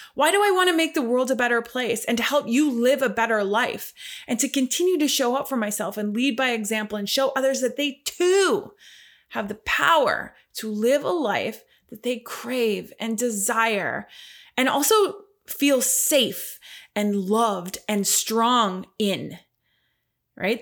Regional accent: Ottawa, Ontario, Canada; also born or lived in Mont Tremblant, Quebec; I'm a first-generation Canadian. My family, both sides, actually, I'm one hundred percent Polish. I was born in Ottawa, Canada

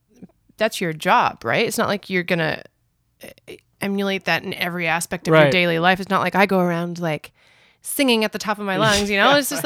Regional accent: Scarborough, Ontario, Canada; born there; also born or lived in Kitchener-Waterloo / Mississauga / Ajax / Whitby; Well, unfortunately, I was born in Scarborough.

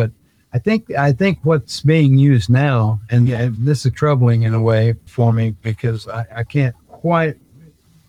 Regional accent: Chelsea, Oklahoma, United States; now in Arizona, United States; I was born and raised in Oklahoma.

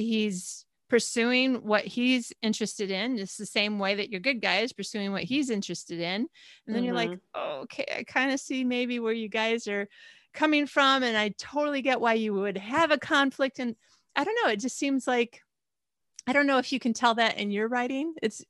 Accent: Michigan, United States; also born or lived in Arizona / California / Australia; I was actually not born in Michigan, but we were pretty much born and raised in Michigan and then lived in Arizona and then California.

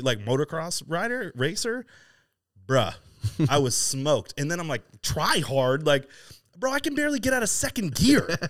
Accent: East Coast, United States; now in Southern California, United States; I, I grew up on the East Coast

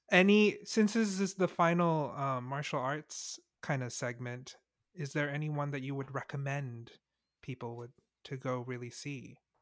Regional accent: Singapore; I was born in Singapore

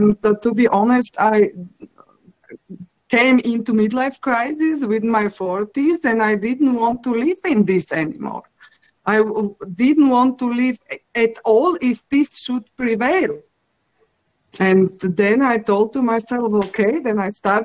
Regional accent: Slovakia; I'm coming from Slovakia, and one part of my family is very artistic.

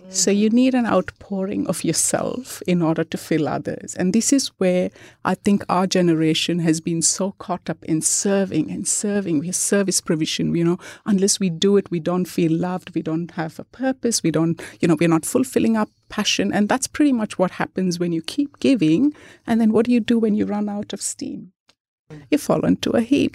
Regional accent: India; moved away; I grew up in India.

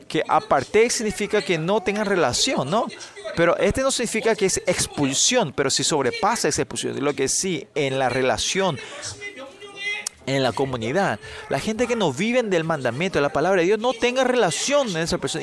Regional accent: South Korea; porque somos coreanos

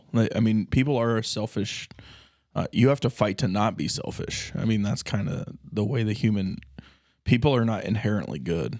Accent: Battle Creek, Michigan, United States; now in Norfolk, United States; I feel in Norfolk, but I'm from Battle Creek, but a small town.

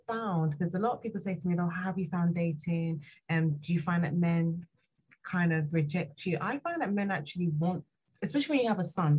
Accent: London, United Kingdom; I'm from London

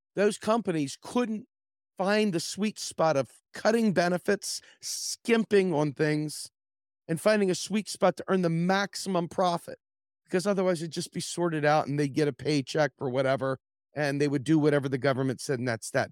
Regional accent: Washington, District of Columbia, United States; I grew up in the Washington, D C area

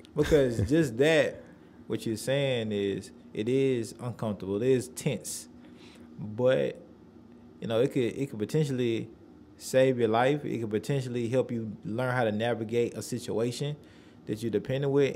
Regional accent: Nashville, Tennessee, United States; originally from Nashville

